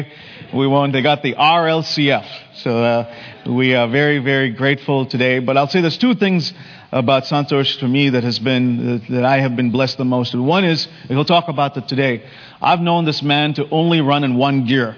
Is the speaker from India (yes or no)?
yes; India; moved away; when we grew up in India